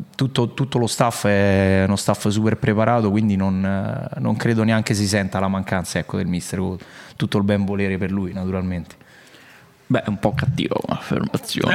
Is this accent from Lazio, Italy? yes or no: yes; Latina area, Lazio, Italy; sono di Latina, insomma, parte, delle parti mie